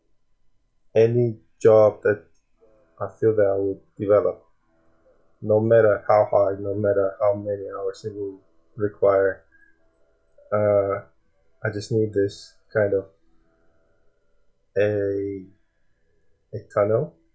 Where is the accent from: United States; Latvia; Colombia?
Latvia; now in United Kingdom; I am from Latvia and I lived for many years in UK and my family are still back there